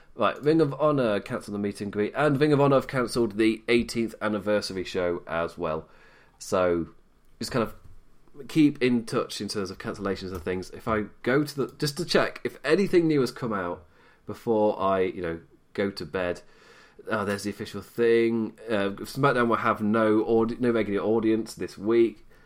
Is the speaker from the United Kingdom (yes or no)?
yes; Nottingham, East Midlands, United Kingdom; I am from Nottingham. I'm a Notts lad.